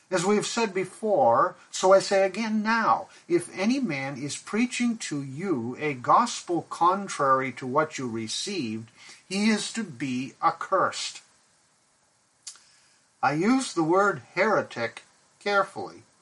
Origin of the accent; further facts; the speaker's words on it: Pakistan; I remember growing up in Pakistan where my parents were missionaries.